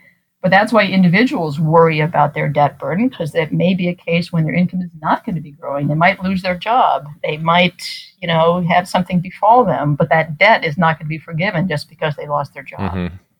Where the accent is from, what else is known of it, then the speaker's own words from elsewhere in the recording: Washington, District of Columbia, United States; You recall that I'm from Washington, home of the world champion Nationals.